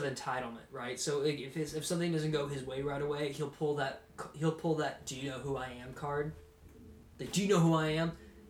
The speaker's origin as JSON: {"language": "English", "town": "St. Petersburg", "region": "Florida", "country": "United States", "said": "I'm from St. Petersburg"}